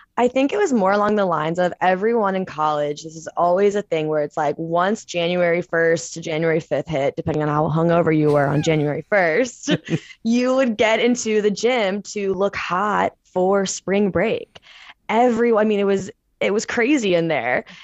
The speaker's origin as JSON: {"language": "English", "town": "St. Louis", "region": "Missouri", "country": "United States", "moved": "as an adult", "lives_now": "San Francisco, United States", "said": "I am originally from Saint Louis, Missouri, and I moved out to San Francisco, California about two, three years ago"}